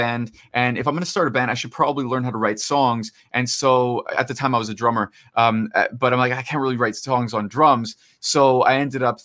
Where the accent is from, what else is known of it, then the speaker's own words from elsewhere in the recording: Toronto, Ontario, Canada; So I'm from Toronto, Canada